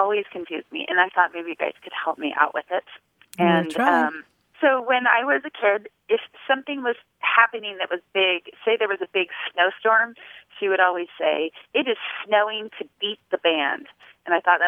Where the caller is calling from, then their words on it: Gardnerville, Nevada, United States; I'm calling from Gardnerville, Nevada